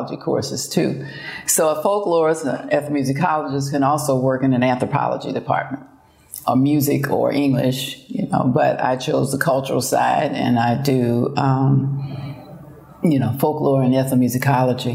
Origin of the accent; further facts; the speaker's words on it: Baton Rouge, Louisiana, United States; I grew up, you might say, on the campus of Southern University